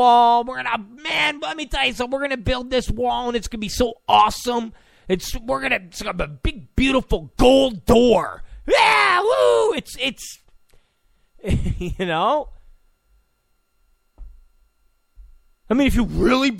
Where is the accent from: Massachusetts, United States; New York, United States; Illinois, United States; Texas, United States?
New York, United States; I'm from New York. And I get that language.